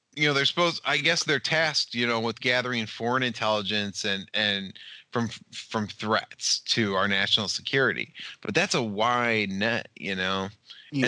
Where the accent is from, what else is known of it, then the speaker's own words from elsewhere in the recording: United States; I'm from America.